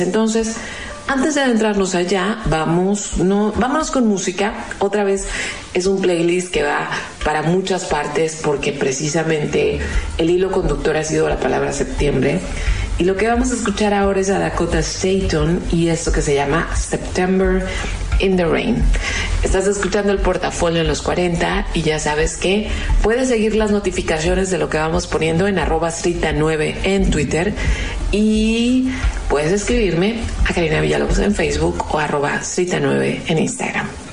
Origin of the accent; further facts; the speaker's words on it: Mexicali, Baja California, Mexico; nosotros somos fronterizos, los que vivimos aquí en Mexicali